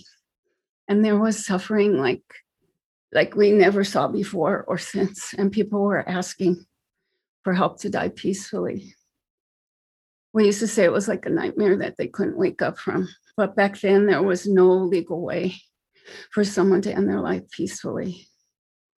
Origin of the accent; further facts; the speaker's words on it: New York, United States; also born or lived in New Jersey / Manhattan, New York; now in California, United States; So I'm from New York. I'm a New Yorker. I was born in Brooklyn, and my father's family lived in New York. My mother's family lived in New Jersey. Eventually, we moved to Jersey.